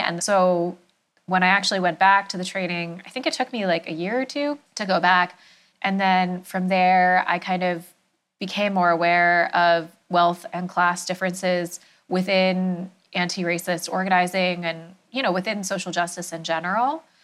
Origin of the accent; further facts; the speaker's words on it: New Jersey, United States; I grew up in New Jersey, in a suburb, um, outside of New York.